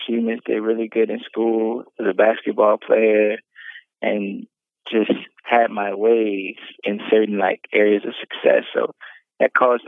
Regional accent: the South, United States; I'm from the South and like in the Bible Belt

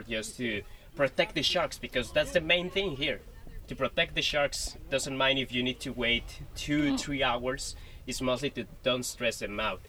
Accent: La Paz, Baja California Sur, Mexico; I'm from La Paz, Baja California, Sur, Mexico.

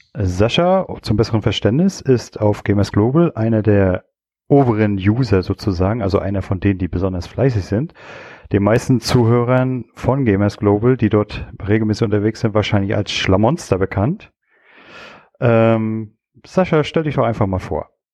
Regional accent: Stralsund, Mecklenburg-Vorpommern, Germany; ich komme aus Strasund

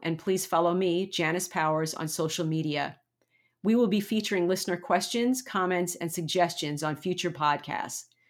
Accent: United States; we, as an American community

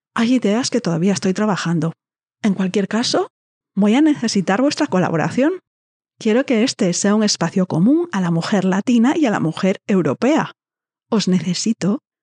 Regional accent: Spain; accent: Peninsular Spanish (with distinción, 'full of z's'); mi voz mi acento lleno de zetas

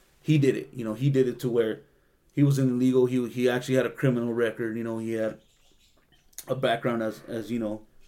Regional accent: Salinas, California, United States; growing up in Salinas

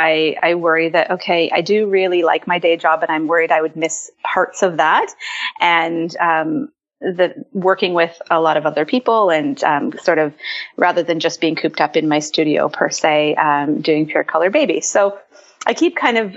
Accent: Ontario, Canada; I am from Ontario, Canada.

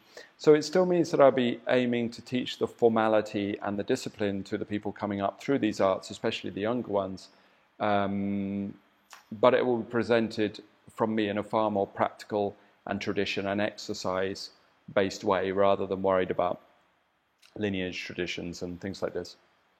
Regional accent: England, United Kingdom; as much as I could through the filter of being an Englishman, you know, not being a Chinese born and bred

